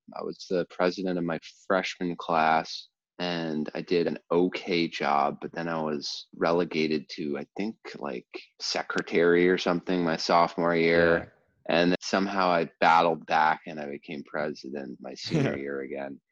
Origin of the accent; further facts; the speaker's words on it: New Jersey, United States; also born or lived in Baltimore, Maryland; I was born in Baltimore, then as a very young child moved to New Jersey and grew up most of my uh, childhood in, in New Jersey